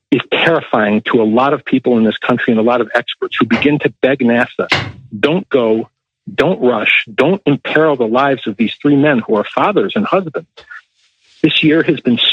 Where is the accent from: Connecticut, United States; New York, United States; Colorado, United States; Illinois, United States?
Illinois, United States; Chicago; here in Chicago, my hometown